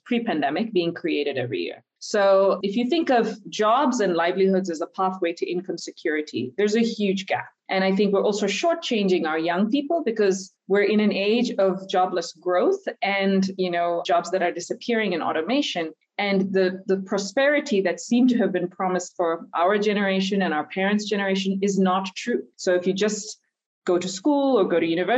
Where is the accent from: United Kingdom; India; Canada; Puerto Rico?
India; moved away; also born or lived in Nigeria / United States; I was born and raised in India, but also grew up a little bit in Nigeria.